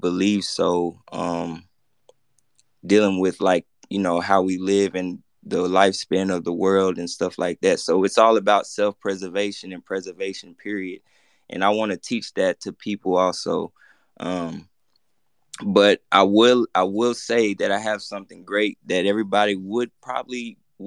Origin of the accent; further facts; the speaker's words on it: Memphis, Tennessee, United States; I'm from the hood, I'm from Memphis, Tennessee